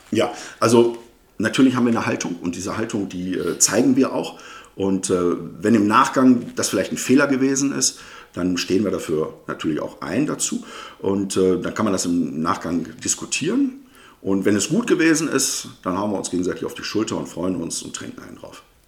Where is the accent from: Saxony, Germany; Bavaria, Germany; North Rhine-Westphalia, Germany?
North Rhine-Westphalia, Germany; Duisburg; also born or lived in Münster; ich bin gebürtiger Duisburger, genauer gesagt im Krankenhaus in Hochfeld. Aufgewachsen bin ich in Duisburg-Düssern